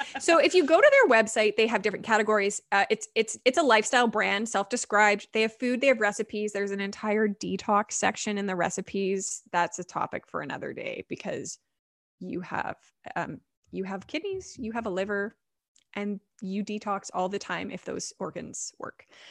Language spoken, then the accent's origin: English; Vancouver, British Columbia, Canada; I grew up in Vancouver.